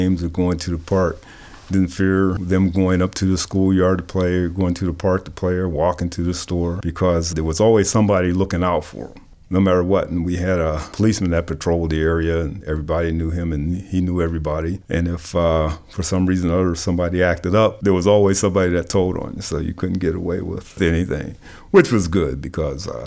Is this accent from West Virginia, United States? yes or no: no; McKeesport, Pennsylvania, United States; moved away as an adult; also born or lived in Hill District, Pittsburgh; now in Pittsburgh, United States; it was a lot like growing up in McKeesport